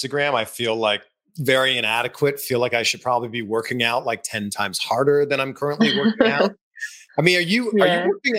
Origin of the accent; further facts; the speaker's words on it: Canada; moved away; I'm not even American. I'm Canadian.